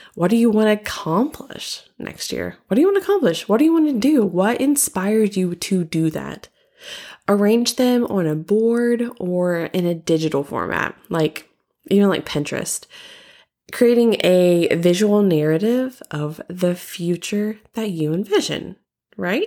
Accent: Southern, United States; accent: Southern; my Southern accent

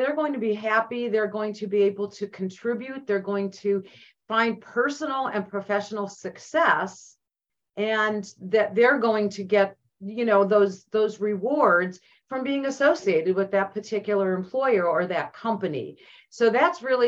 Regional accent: Cleveland, Ohio, United States; moved away as an adult; now in Omaha, United States; I'm from Northeast Ohio, from Cleveland

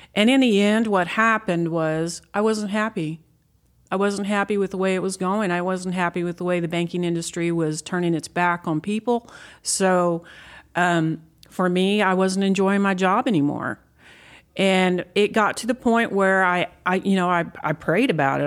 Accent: Texas Panhandle, United States; I'm, I'm a native Texan

